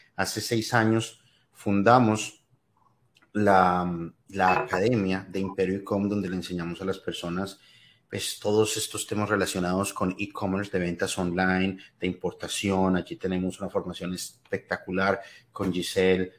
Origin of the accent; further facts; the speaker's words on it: Colombia; moved away as an adult; now in United States; soy de Colombia, llevo acá en los Estados Unidos ya más de 20 años